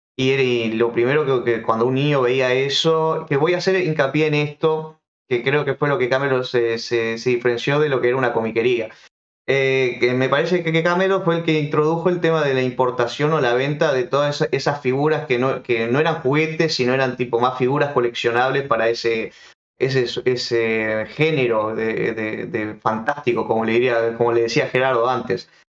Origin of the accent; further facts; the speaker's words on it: Uruguay; yo soy uruguayo